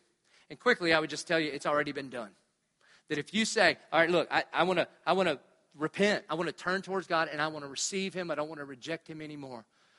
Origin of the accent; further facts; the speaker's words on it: Southern United States, United States; But I'm from the South. So I grew up in church. Who didn't grow up in church?